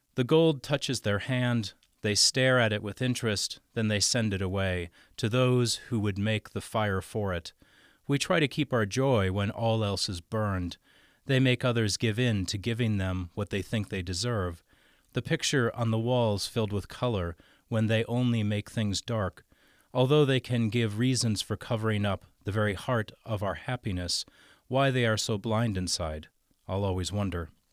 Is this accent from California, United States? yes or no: no; Stillwater, Minnesota, United States; moved away; my hometown of Stillwater, Minnesota